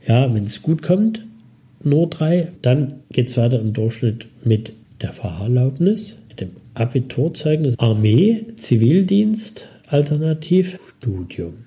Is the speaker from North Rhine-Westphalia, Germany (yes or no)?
no; Dresden, Saxony, Germany; Ich bin also 65 in Dresden geboren und in einem Kinderheim aufgewachsen